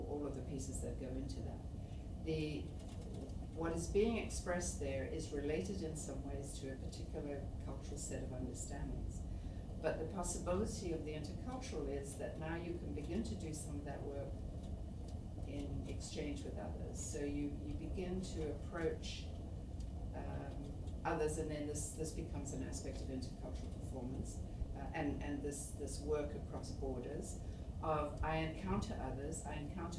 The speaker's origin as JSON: {"language": "English", "country": "Zimbabwe", "tie": "born or raised there", "also_born_or_lived": "Malawi", "moved": "yes", "lives_now": "Toronto, Canada", "said": "Shona, which is one of the languages of Zimbabwe, where I spent much of my life before I moved here."}